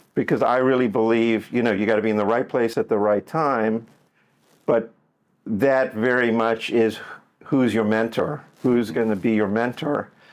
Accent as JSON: {"language": "English", "town": "Johannesburg", "region": "Gauteng", "country": "South Africa", "tie": "born or raised there", "moved": "yes", "lives_now": "Miami, United States", "said": "I grew up in Johannesburg, South Africa"}